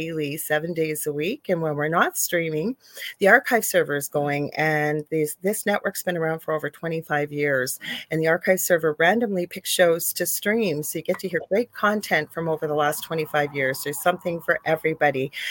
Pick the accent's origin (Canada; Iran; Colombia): Canada; I'm a Canadian spiritual psychic medium